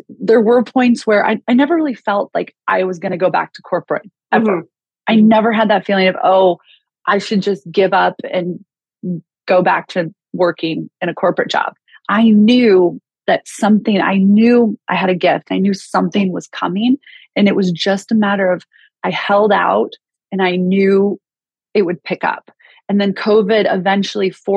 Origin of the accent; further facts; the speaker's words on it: Kansas City, United States; also born or lived in Chicago; now in Los Angeles, United States; I grew up in Kansas City, spent 22 years in Chicago, and now I just moved to Los Angeles January 1st